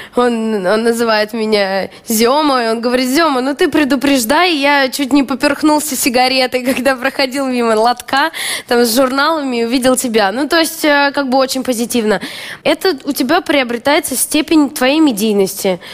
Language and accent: Russian; Omsk, Omsk Oblast, Russia; moved away as an adult; now in Moscow, Russia; Это абсолютно омская привычка. Там у меня двери не закрывались. Вот я помню, детство было, мы жили на первом этаже